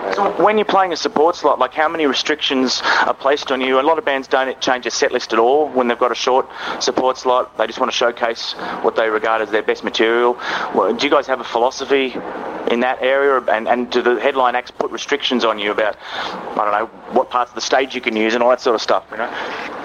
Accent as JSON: {"language": "English", "country": "Australia", "said": "I'm from Australia"}